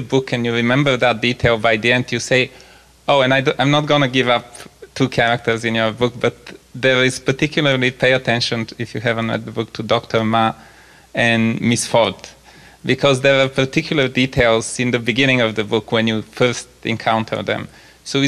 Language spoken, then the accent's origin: English; Bulgaria; moved away; I come originally from Bulgaria